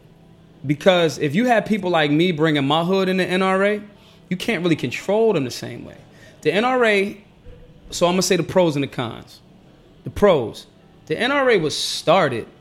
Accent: United States; I'm an American.

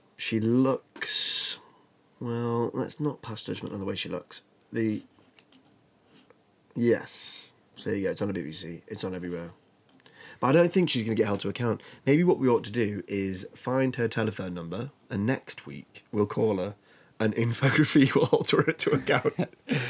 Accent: the north of England, United Kingdom; accent: northern

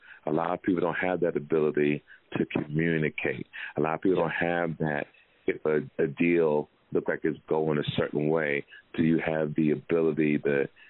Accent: Jersey City, New Jersey, United States; St. Peter's from Jersey City, my hometown.

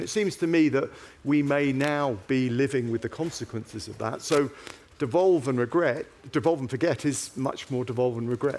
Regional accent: England, United Kingdom; as you can tell from my accent, I hail from England

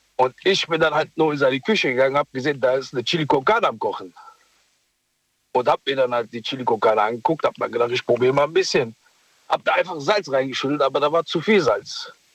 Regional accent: Mogadishu, Banaadir, Somalia; now in Germany; ich komme aus Mogadischu

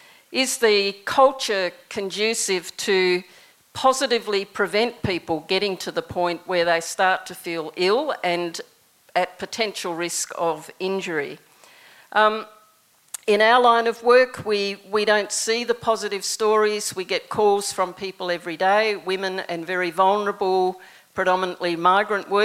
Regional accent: New Zealand; moved away; When I was growing up in New Zealand, my first job was picking raspberries

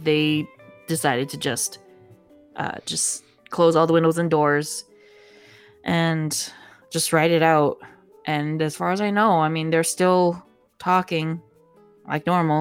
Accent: United States; also born or lived in Philippines (ancestry); as an American

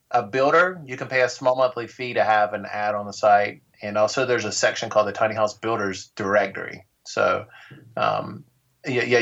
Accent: North Carolina, United States; also born or lived in Denver; I am from, I've lived all over, but I'm originally from North Carolina.

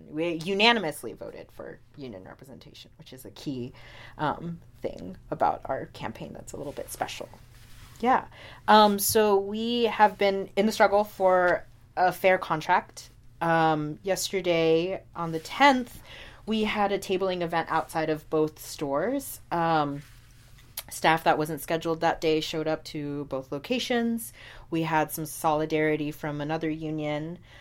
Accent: Houston, Texas, United States; born or raised there; moved away as an adult; also born or lived in Pecos, Texas / Oklahoma; now in New York City, United States

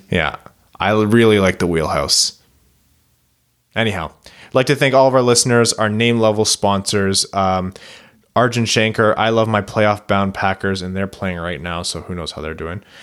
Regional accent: Windsor, Ontario, Canada; now in Kitchener-Waterloo, Canada; I was born in Windsor

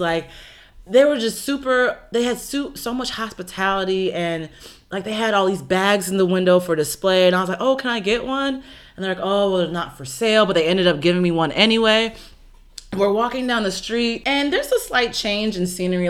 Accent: United States; I'm so used to being from a country where African Americans exist

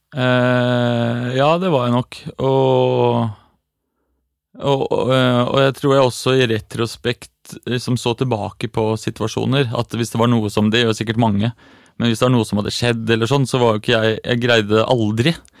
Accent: Eastern Norway, Norway; now in Oslo, Norway; jeg er fra Østlandet

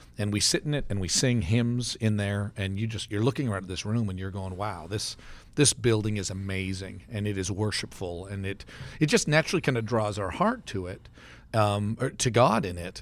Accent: Canada; now in Stillwater, United States; I grew up in Canada

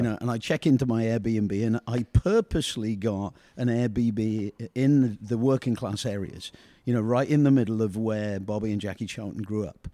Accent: United Kingdom; we in Britain

